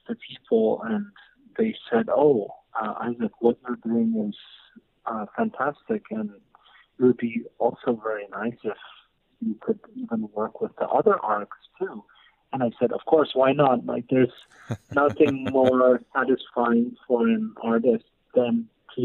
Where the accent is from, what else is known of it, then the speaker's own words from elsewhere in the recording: Tri-Cities, Washington, United States; moved away; when I was growing up in the Tri-Cities